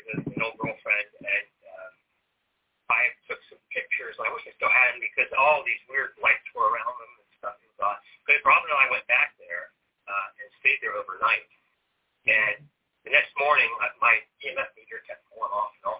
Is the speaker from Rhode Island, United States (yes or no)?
no; Lancaster, Ohio, United States; born or raised there; moved away as an adult; also born or lived in Columbus, Ohio / Northern Virginia